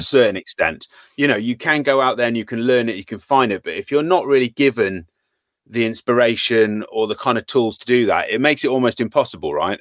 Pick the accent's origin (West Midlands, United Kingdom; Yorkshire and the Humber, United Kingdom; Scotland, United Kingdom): West Midlands, United Kingdom; Worcester; moved away as an adult; now in Shrewsbury, United Kingdom; from Worcester originally.